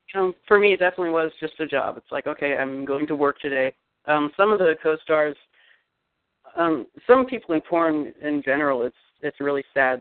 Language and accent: English; Eugene, Oregon, United States; Eugene, Oregon, little university town.